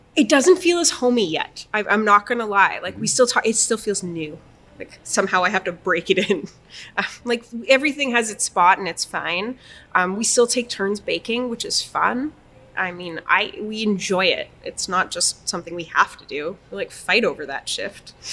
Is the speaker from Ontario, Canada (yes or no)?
no; Winnipeg, Manitoba, Canada; also born or lived in Toronto; when we moved back from Toronto, or when I moved back and he moved here, we're like, we're going to open a restaurant in the exchange